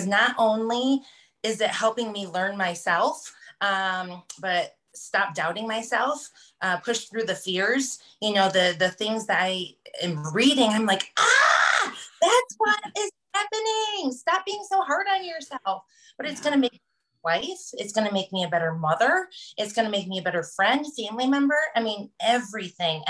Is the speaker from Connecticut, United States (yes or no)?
no; Colorado, United States; I am from Colorado.